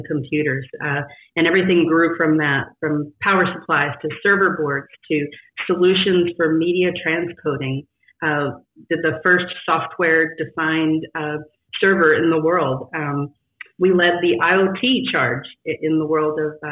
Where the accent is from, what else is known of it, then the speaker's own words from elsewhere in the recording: West Texas, United States; I grew up in West Texas in this Friday Night Lights world where everything was tied to sports